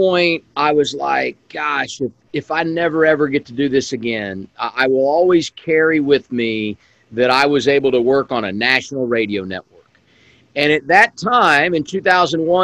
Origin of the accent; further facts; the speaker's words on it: Indiana, United States; I was a kid growing up in Indiana